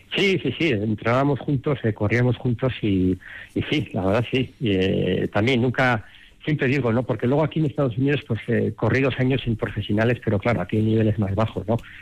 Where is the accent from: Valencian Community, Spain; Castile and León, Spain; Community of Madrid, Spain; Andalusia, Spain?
Community of Madrid, Spain; Madrid; moved away as an adult; now in Denver, United States; yo en, Madrid cuando me crié jugué seis años en el Real Madrid en categorías inferiores